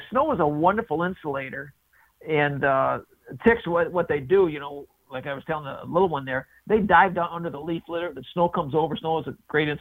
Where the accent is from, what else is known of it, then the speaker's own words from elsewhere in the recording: Blissfield, Michigan, United States; moved away as an adult; also born or lived in Upper Peninsula, Michigan; I was born in Upper Michigan. Then we moved downstate because my dad was a cop.